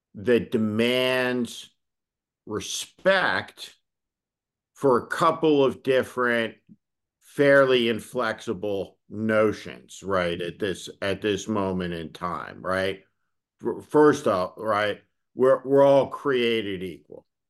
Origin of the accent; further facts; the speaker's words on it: North Plainfield, New Jersey, United States; there were no gay people, like, growing up in North Plainfield, New Jersey.